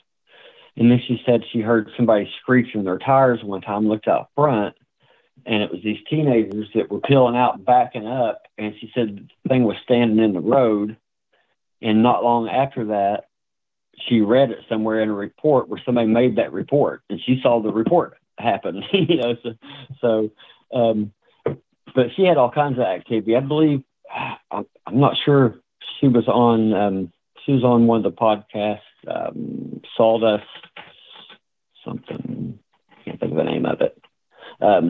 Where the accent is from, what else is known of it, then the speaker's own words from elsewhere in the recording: east of Greenup County, Kentucky, United States; In Greenup County, which is due west of my hometown